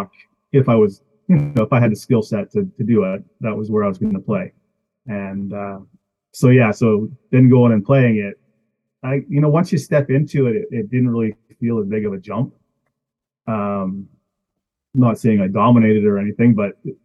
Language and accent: English; Columbia Gardens, British Columbia, Canada; also born or lived in East Kootenays; I grew up in Columbia Gardens, so I wasn't right directly in Fruitvale